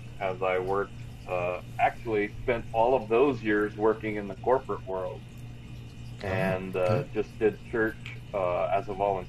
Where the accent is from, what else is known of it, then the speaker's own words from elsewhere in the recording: Oklahoma City, Oklahoma, United States; also born or lived in Texas; Early life, yes. I'm a PK. We moved around a lot, so I was in a lot of places in Oklahoma.